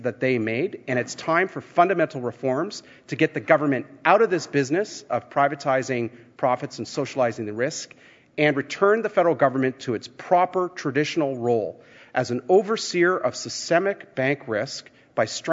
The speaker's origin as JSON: {"language": "English", "area": "Ponsonby", "region": "Ontario", "country": "Canada", "tie": "born or raised there", "first_language": "Dutch", "second_language": "English", "said": "when I was 5 years old and I went to Ponsonby Public School, just down the road from where I live today, to kindergarten"}